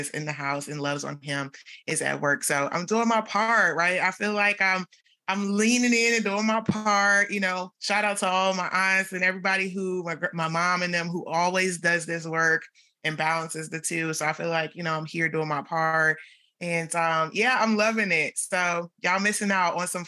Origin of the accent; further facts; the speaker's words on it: Washington, District of Columbia, United States; moved away; I'm actually in my hometown back at home in DC.